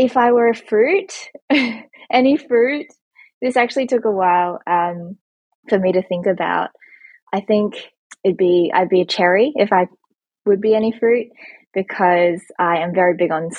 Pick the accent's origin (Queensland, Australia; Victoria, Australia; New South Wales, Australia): Victoria, Australia; Melbourne; also born or lived in Bendigo / Ballarat; I'm originally from Melbourne, so I'm living there at the moment, and I'm on placement in Melton, which is about 1 hour away from Melbourne.